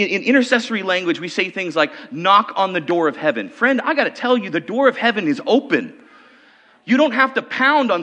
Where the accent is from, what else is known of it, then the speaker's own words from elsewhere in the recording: Okanogan, Washington, United States; When I was about 13 years old, I was growing up in Okanagan, Washington